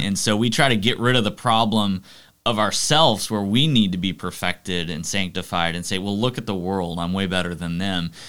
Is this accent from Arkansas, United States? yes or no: no; Arlington, Texas, United States; Grew up in Arlington, Texas